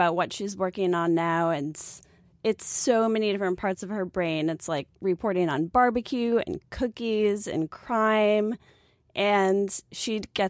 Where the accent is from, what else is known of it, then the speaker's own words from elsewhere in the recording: Buffalo, New York, United States; I'm from Buffalo.